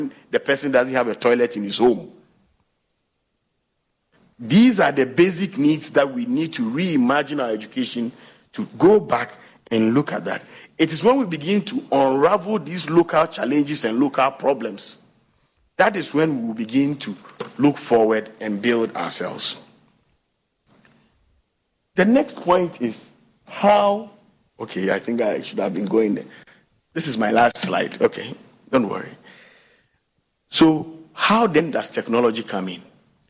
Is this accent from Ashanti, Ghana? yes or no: yes; Konongo, Ashanti, Ghana; moved away; also born or lived in Teshie / Cape Coast / Kumasi; I took my bag from my glorious village of Asante Achim Konongo, and I got to my favorite Teshi, and maybe to Cape Coast, I've never looked back. Now, when you ask me where I'm from, I say I'm from Kumasi.